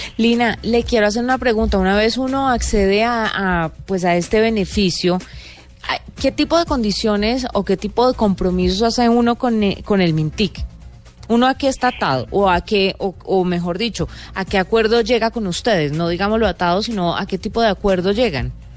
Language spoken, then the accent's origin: Spanish; Colombia; como buenos colombianos